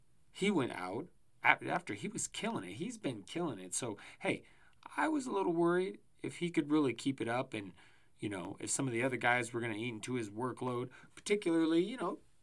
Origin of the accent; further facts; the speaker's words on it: Colorado, United States; moved away; I grew up in Colorado before moving away